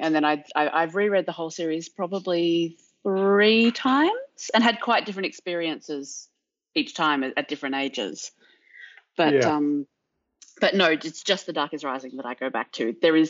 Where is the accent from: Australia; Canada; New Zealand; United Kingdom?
Australia; also born or lived in Ireland; I grew up in Australia and in Ireland